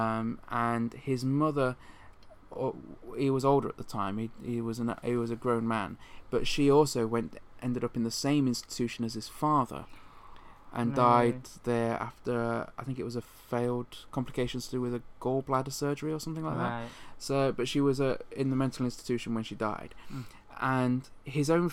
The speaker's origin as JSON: {"language": "English", "country": "United Kingdom", "said": "most of us in the UK, which is where we're from"}